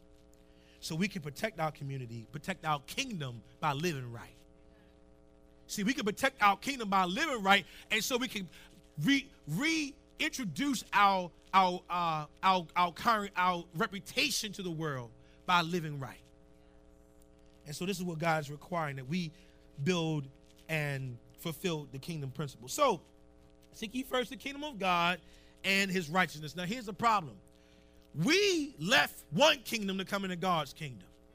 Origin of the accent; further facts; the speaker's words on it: Baltimore, Maryland, United States; I grew up in Upper Park Heights, right? Now, we moved up there in the late 70s